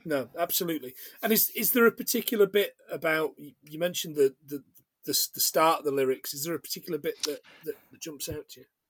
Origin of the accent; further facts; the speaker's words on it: England, United Kingdom; also born or lived in Scotland; I am English, of course, very English